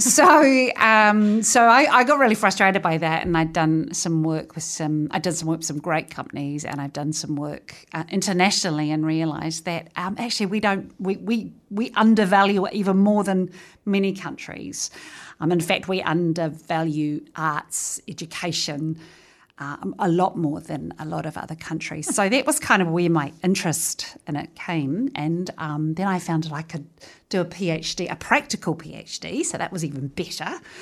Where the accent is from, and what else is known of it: Featherston, Wellington, New Zealand; born or raised there